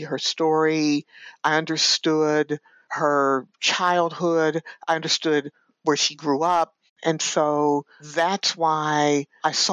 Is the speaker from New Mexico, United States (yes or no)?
no; Alton, Illinois, United States; I was born and raised in Alton, Illinois, which is only 20 minutes tops from East St. Louis.